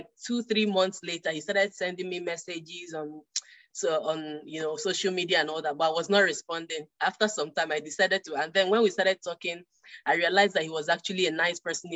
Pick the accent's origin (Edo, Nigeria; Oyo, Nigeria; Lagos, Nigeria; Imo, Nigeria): Imo, Nigeria; Owerri; moved away as an adult; also born or lived in Calabar, Nigeria; now in Canada; I'm from Imo State, Owerri in Imo State, Nigeria